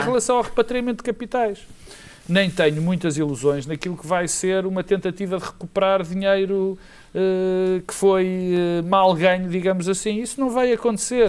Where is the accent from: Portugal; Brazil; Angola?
Portugal; como português